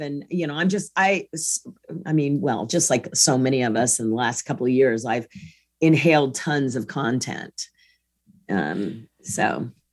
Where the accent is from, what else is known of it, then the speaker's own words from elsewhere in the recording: Kansas, United States; I grew up in Kansas